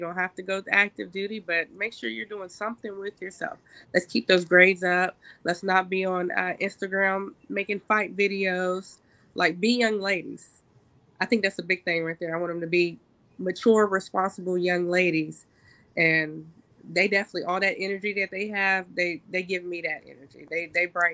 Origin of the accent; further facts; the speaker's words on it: Columbus, Ohio, United States; I grew up in Columbus, so I can relate. I grew up, graduated from Columbus City Schools.